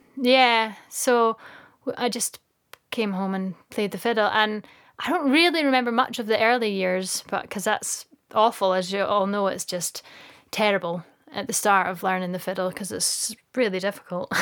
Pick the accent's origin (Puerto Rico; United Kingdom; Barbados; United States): United Kingdom; Dunkeld, Scotland; also born or lived in Glasgow / Mull; now in Isle of Mull, United Kingdom; Dunkeld, where I'm from